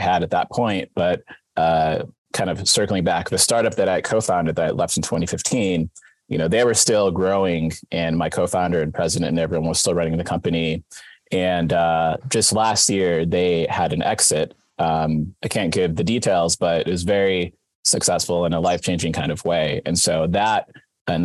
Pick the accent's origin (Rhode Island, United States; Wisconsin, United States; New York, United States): Wisconsin, United States; moved away as an adult; also born or lived in Silver Lake, Wisconsin / Milwaukee, Wisconsin / Kenosha County, Wisconsin / Boston, Massachusetts; now in California, United States; I was born and raised in Wisconsin, grew up in Milwaukee and Kenosha County.